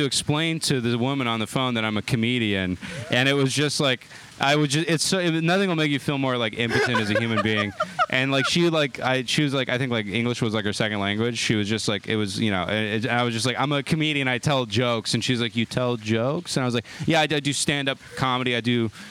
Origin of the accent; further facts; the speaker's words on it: Chino, California, United States; moved away as an adult; now in Austin, United States; I'm from Chino, which is about an hour east of Los Angeles